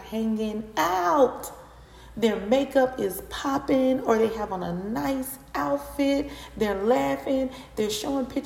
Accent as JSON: {"language": "English", "region": "Florida", "country": "United States", "said": "I'm from Florida. So I'm in Florida currently."}